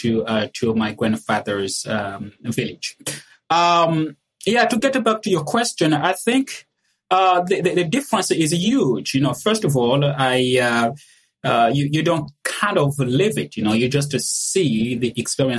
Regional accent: Republic of the Congo; moved away; I was born and raised in the Republic of the Congo, which happens to be a French colony.

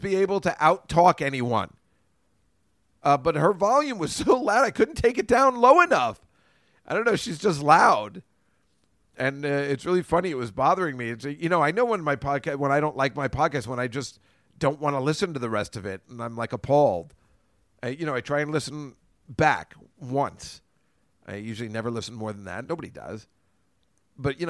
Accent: New Jersey, United States; moved away as an adult; also born or lived in Queens, New York; now in New York City, United States; I don't mind telling people I'm from New Jersey. It still has a crappy reputation. Chris Christie's not helping anything. Everybody still thinks it's thuggish, but I am very proud of my New Jersey roots

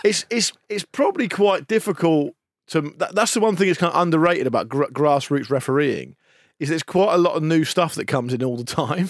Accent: England, United Kingdom; we're British or English

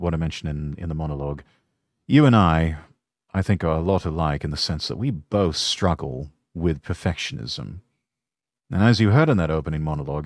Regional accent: United Kingdom; I'm a Brit

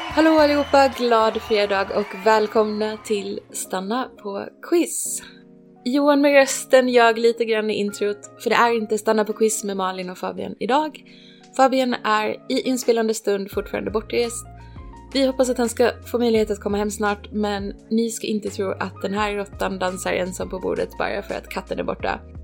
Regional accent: Ronneby, Blekinge, Sweden; moved away; jag kommer från Ronneby

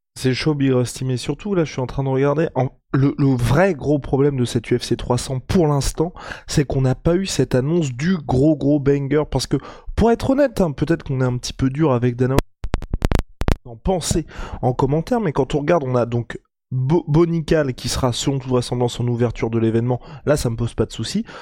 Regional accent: France; on est français

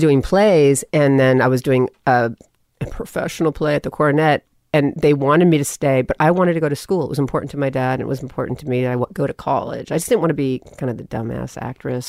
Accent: Los Angeles, California, United States; accent: Valley; also born or lived in New York; a Southern woman raised me in the valley

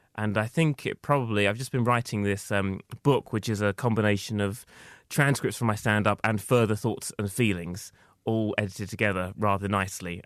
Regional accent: Essex, East of England, United Kingdom; I was growing up in Essex, it wasn't possible for me to be who I was

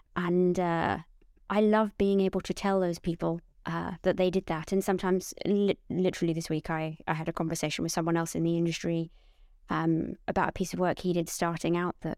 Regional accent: Portsmouth, South East England, United Kingdom; I'm from Portsmouth, but you won't hear it in my voice because my parents really, really wanted me to hide

